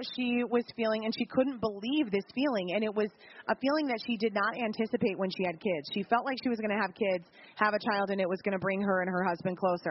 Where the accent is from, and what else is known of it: Minnesota, United States